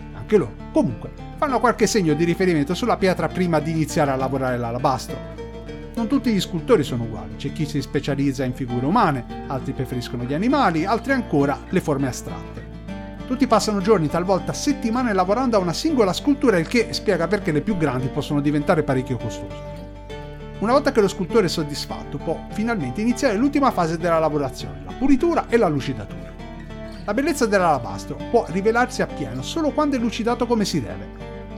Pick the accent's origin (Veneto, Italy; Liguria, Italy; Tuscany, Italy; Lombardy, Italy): Tuscany, Italy; Pontedera; la cittadina che mi ha dato i Natali, Pontedera